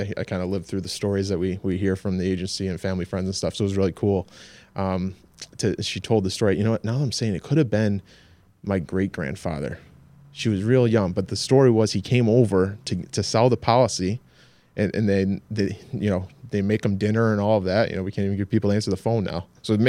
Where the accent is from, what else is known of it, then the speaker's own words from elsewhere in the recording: Clinton, New York, United States; I grew up right in Clinton, born and raised.